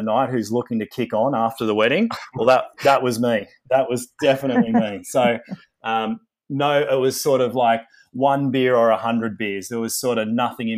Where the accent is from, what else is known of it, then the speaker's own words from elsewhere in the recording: Sydney, New South Wales, Australia; I grew up in Sydney in Australia